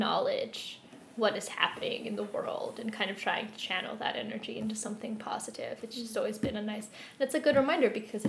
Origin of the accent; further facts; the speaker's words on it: Philadelphia, Pennsylvania, United States; I grew up in Philadelphia and like right outside.